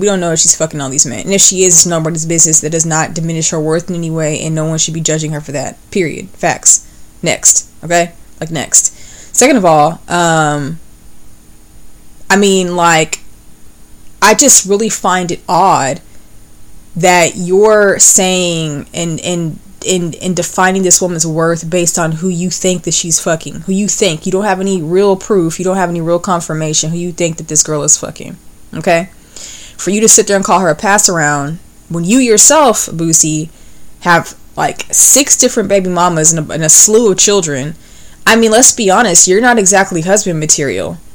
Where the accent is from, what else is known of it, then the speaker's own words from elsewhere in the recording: West Texas, United States; growing up in the Bible Belt, growing up in West Texas, and having grown up in church